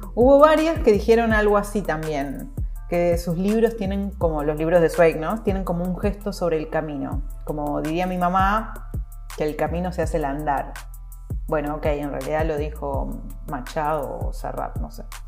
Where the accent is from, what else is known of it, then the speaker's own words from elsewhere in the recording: Argentina; lo voy a pronunciar como la argentina que soy